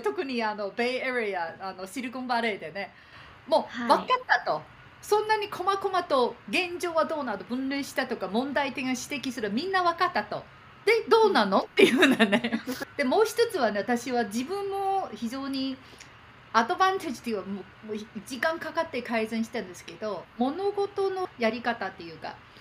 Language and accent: Japanese; Beijing, China; Japanese is a second language; moved away; also born or lived in Japan; 中国で生まれて